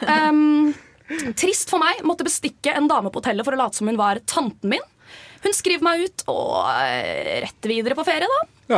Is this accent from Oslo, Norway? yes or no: yes; Oslo, Norway; er også fra Oslo og studerer industriell design